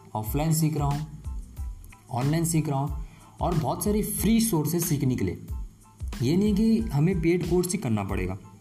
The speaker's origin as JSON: {"language": "Hindi", "region": "West Bengal", "country": "India", "said": "मैं basically waste Bengal से हूँ"}